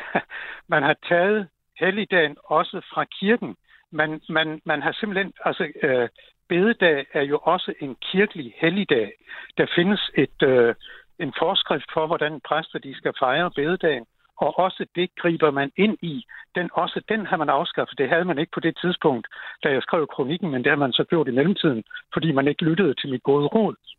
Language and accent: Danish; Schleswig-Holstein, Germany; now in Denmark; Jeg kommer selv fra Tyskland oprindeligt